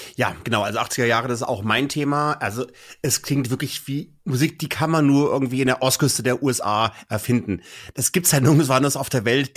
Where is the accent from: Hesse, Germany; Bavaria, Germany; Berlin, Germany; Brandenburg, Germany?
Hesse, Germany; Kassel; also born or lived in Munich; in meine Heimatregion Kassel